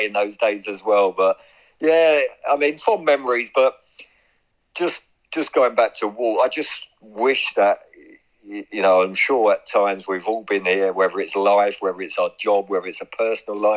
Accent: Reading, South East England, United Kingdom; I was born in Reading in the Royal Berkshire Hospital in the town centre

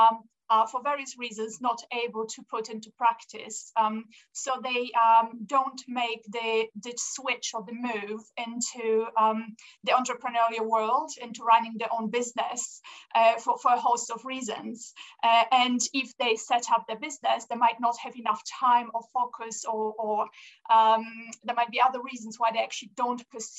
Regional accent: Poland; also born or lived in Austria / France / Angola; now in United Kingdom; I was born in Poland. We emigrated to Austria

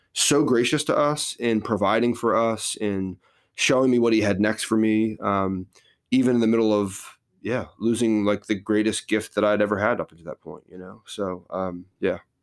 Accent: New Jersey, United States; moved away as an adult; also born or lived in Philadelphia; now in Texas, United States; born and raised in New Jersey

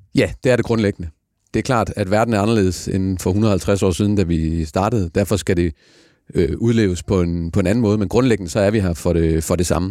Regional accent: Denmark; så er vi danskere

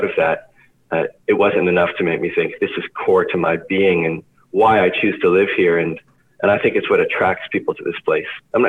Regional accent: Leduc, Alberta, Canada; I grew up in Leduc

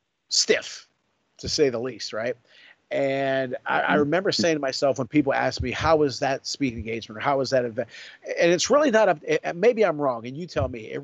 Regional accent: Sewickley, Pennsylvania, United States; it was in Swickley, my hometown

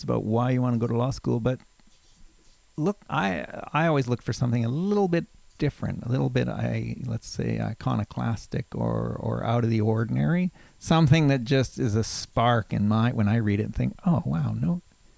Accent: Calgary, Alberta, Canada; moved away as an adult; also born or lived in Halifax; I grew up in Calgary

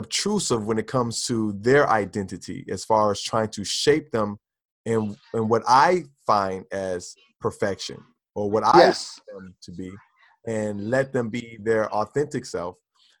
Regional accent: United States; being an American, being a Black American

